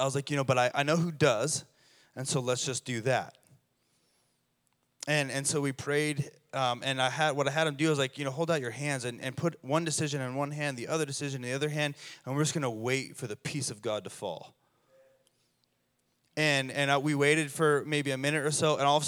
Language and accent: English; Colorado, United States; now in Redding, United States; I'm from Colorado